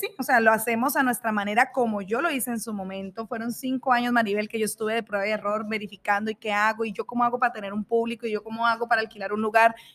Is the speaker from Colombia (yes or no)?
yes; Colombia; now in Mexico; Yo soy colombiana, vivo en México